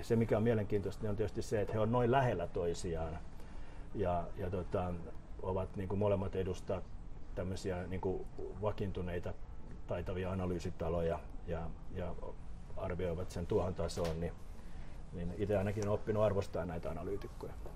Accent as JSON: {"language": "Finnish", "town": "Helsinki", "region": "Uusimaa", "country": "Finland", "tie": "born or raised there", "also_born_or_lived": "Pihlajamäki / Hakunila, Vantaa", "said": "mä synnyin, synnyin niin kuin Kallio, Kalliossa, asuttiin Porvo, Porvoon kadulla siinä niin kuin Brahen kentän Brakun laidalla. Ja, ja tota, mutta mut, niin koulut mä oon käynyt tuolla tota, niin kuin pääkaupunkiseudun lähiöissä"}